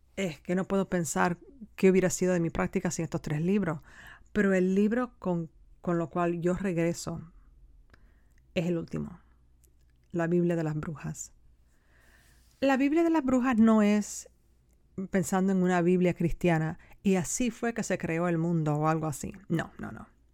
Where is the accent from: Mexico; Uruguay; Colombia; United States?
United States; esta no es mi tierra, ¿no? La tierra de mis ancestros, debería decir. Es mi tierra, pero no la tierra de mis ancestros